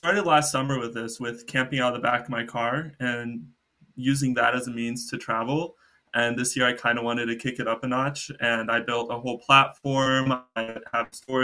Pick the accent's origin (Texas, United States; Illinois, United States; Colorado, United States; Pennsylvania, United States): Texas, United States; Dallas; now in Canada; I'm originally from Dallas